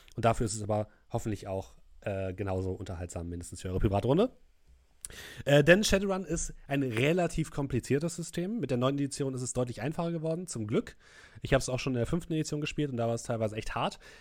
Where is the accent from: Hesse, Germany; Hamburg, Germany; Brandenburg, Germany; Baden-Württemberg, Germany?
Hamburg, Germany; als echter Hamburger